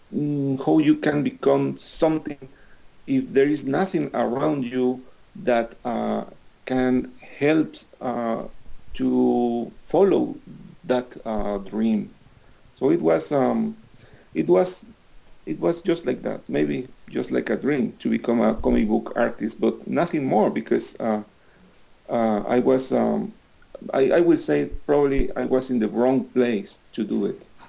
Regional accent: Veracruz, Mexico; English is a second language; moved away; also born or lived in Mexico City; I used to live in Veracruz, which is uh, my hometown.

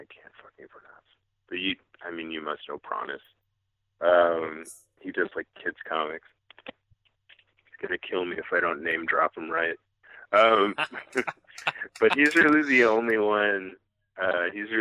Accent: Western Massachusetts, United States; moved away as an adult; where I grew up in Western Massachusetts

